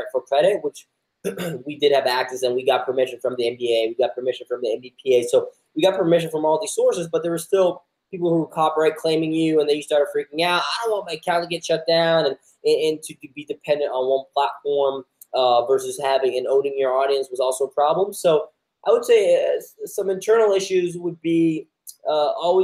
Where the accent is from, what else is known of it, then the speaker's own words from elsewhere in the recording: Sweden; moved away as an adult; I'm a Sweden native, born and raised in Sweden, 18 years in Sweden.